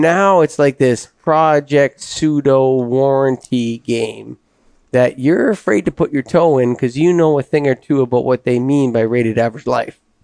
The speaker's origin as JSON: {"language": "English", "country": "Canada", "said": "me being Canadian"}